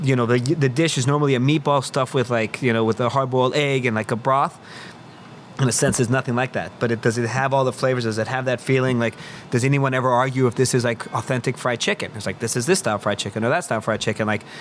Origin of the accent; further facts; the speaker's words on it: Mexico; English is a second language; when I was growing up in Mexico, there was uh, open like we go to a bar and it was like open bar